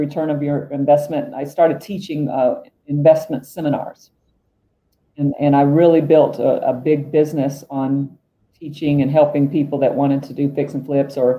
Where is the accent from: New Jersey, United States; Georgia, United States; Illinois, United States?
Georgia, United States; moved away as an adult; also born or lived in Atlanta / New York; now in Golden, United States; I worked in Atlanta and New York. I'm from Georgia.